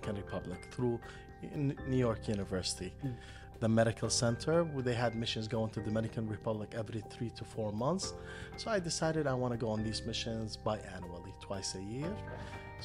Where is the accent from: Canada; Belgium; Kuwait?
Kuwait; I'm from Kuwait